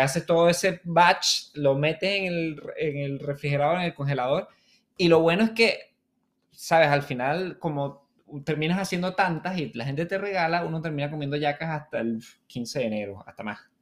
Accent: Venezuela

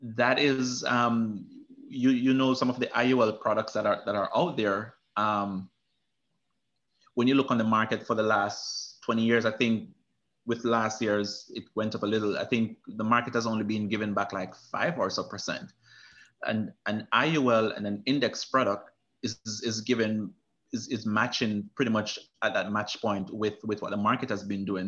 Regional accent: Manchester Parish, Jamaica; moved away; I'm from Manchester, Jamaica, which is a central part of Jamaica.

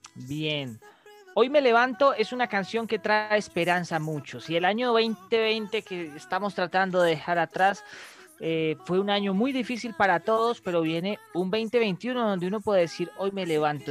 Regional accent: Colombia; como la sabemos dar los colombianos

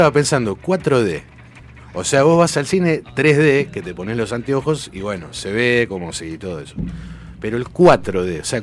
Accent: Argentina; somos hijos de los 90, así que somos argentinos.

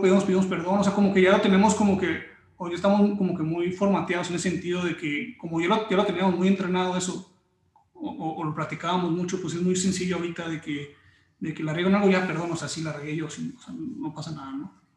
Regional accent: Mexico; also born or lived in Mexico City / Tijuana; yo nací en México

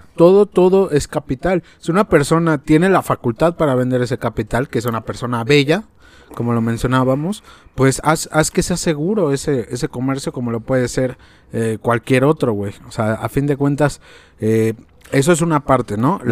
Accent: Mexico; nosotros como mexicanos

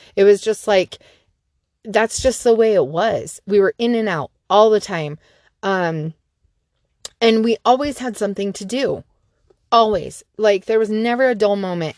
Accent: Salt Lake City, Utah, United States; I grew up down in Salt Lake City, and we lived in a cul-de-sac

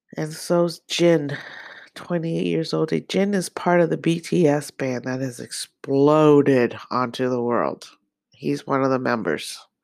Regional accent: Nakhon Ratchasima, Thailand; I was born in Kerat, which is North Carolina Sima in Thailand

